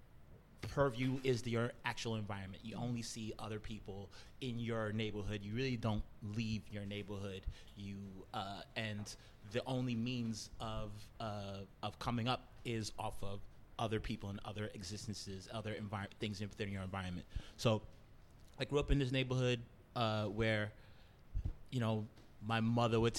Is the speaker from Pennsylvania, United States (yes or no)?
no; New York City, New York, United States; born and raised in Brooklyn. I'm from a little neighborhood called East New York